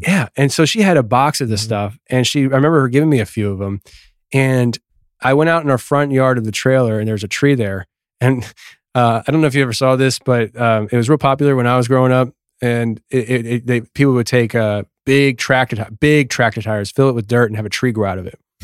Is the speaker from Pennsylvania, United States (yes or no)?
yes; Kutztown, Pennsylvania, United States; where I grew up in Kutztown, Pennsylvania